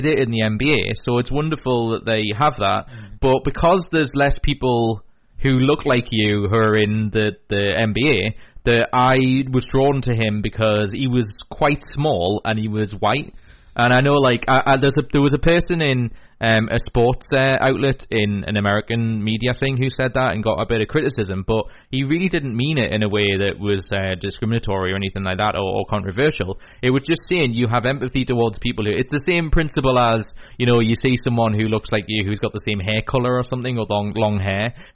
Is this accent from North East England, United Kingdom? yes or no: yes; Newcastle upon Tyne, North East England, United Kingdom; So we're from the Newcastle area, so we support Newcastle United